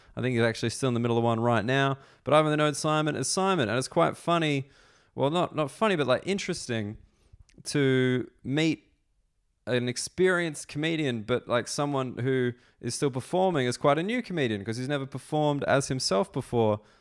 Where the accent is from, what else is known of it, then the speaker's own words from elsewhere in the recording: Australia; I'm an Australian